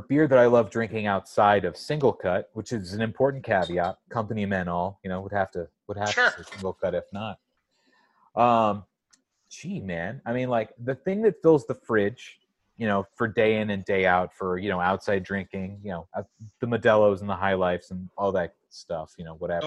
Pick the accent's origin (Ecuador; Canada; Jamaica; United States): United States; San Diego, California; moved away; also born or lived in Astoria, Queens, New York; I'm from San Diego